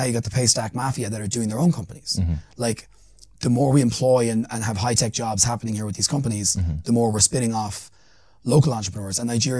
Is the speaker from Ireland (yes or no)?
yes; Ireland; I'm an Irish person. Like, I'm not from here. You know, I stand out like a sore thumb in certain places.